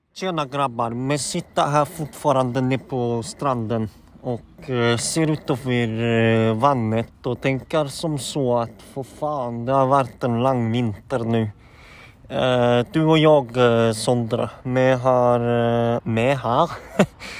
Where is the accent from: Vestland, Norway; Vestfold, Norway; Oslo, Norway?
Vestfold, Norway; Horten; now in Åsgårdstrand, Norway; jeg er jo fra født og oppvokst i Horten